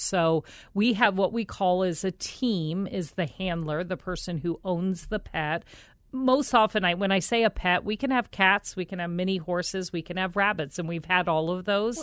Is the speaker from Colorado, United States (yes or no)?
yes; Colorado, United States; moved away; also born or lived in Philadelphia, Pennsylvania / Omaha, Nebraska; I was born back in Philadelphia and our family moved us to Colorado